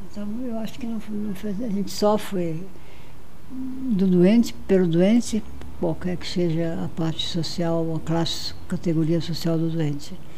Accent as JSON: {"language": "Portuguese", "country": "Brazil", "also_born_or_lived": "Marajó", "said": "eu sou do Brasil, eu sou cirurgião"}